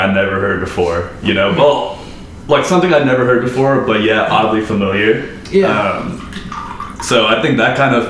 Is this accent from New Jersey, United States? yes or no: no; Southern California, United States; moved away; growing up in Southern California